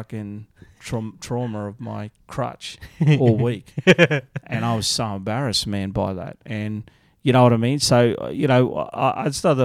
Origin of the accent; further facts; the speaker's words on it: Mount Isa, Queensland, Australia; I grew up in Mount Isa, man. It's like this shit old mining town.